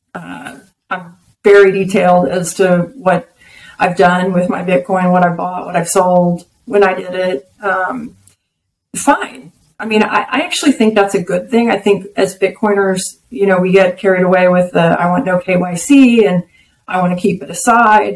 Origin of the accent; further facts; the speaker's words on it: Texas, United States; I'm a Texan, I'm an American.